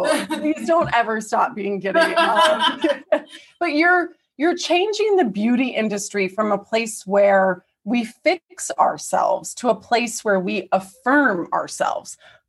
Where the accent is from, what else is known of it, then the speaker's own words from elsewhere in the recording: the South, United States; I was raised in the South.